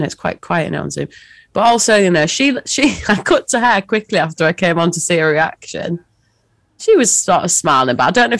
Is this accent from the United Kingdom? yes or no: yes; Hull, Yorkshire and the Humber, United Kingdom; I was born in Hull.